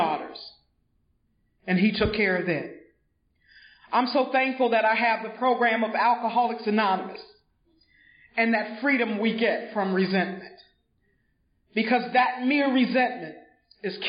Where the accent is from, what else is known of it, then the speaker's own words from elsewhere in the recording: Greenville, South Carolina, United States; moved away; I am originally from Greenville, South Carolina. And back home, we lived in a little white house on a red clay road